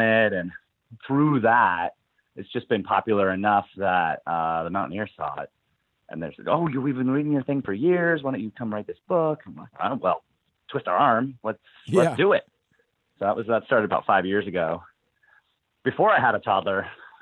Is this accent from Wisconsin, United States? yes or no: no; Seattle, Washington, United States; I'm out of Seattle